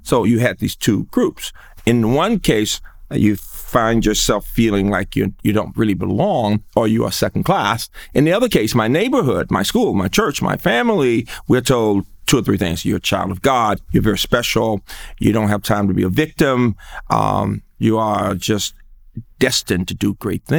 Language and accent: English; Birmingham, Alabama, United States; growing up in Birmingham